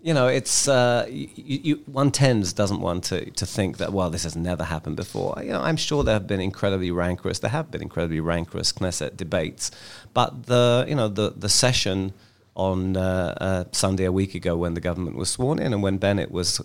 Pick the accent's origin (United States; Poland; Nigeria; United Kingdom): United Kingdom; London; moved away as an adult; now in Israel; I'm from London.